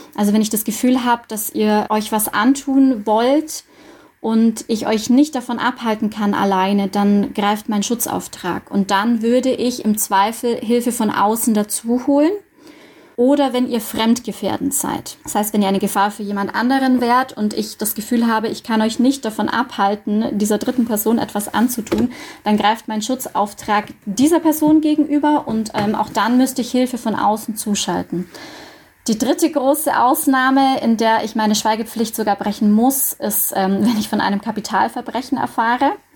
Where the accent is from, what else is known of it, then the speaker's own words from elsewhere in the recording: Dillingen district, Bavaria, Germany; moved away as an adult; also born or lived in Munich, Germany; now in Augsburg, Germany; Ich komme ursprünglich aus dem Landkreis Dillingen